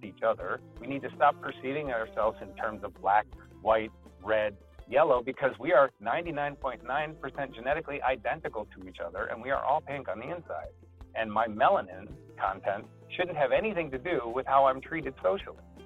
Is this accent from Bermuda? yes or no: no; United States; I'm an American